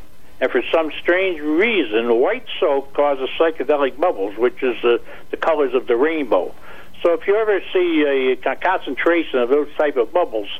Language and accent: English; Roswell, New Mexico, United States; now in New London, United States; I'm from Roswell, New Mexico.